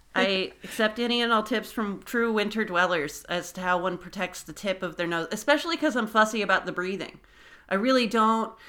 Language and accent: English; Napa, California, United States; also born or lived in Los Angeles; now in Joshua Tree, United States; I grew up in Napa, also a seasonless place